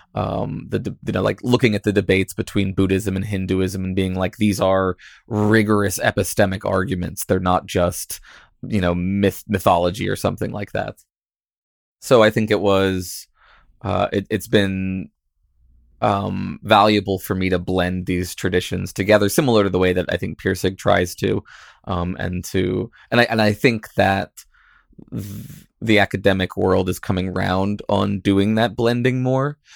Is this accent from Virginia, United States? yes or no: yes; Virginia, United States; I grew up in Virginia